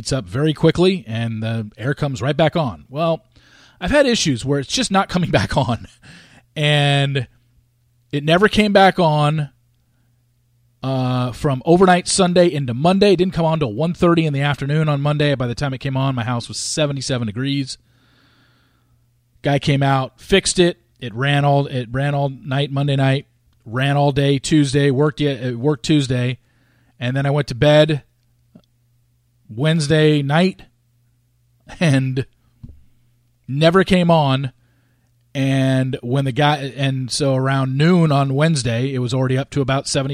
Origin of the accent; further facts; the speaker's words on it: New York, United States; I was born in New York